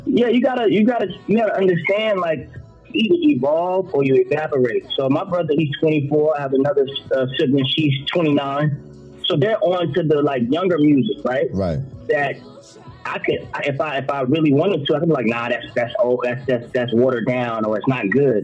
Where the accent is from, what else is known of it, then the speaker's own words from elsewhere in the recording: Florida, United States; I'm from Florida